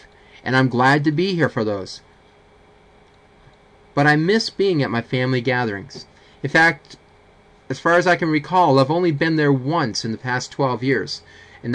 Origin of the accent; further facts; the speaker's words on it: Fredericton, New Brunswick, Canada; while I was growing up in Fredericton